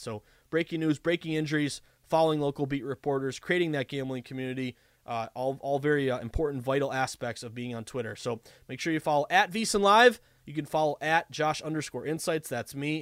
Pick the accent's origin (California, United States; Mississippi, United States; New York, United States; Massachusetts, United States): Massachusetts, United States; the Berkshires, Western; also born or lived in Vermont; I am a proud, obviously, uh, masshole. I was born and raised in Western Mass in the Berkshires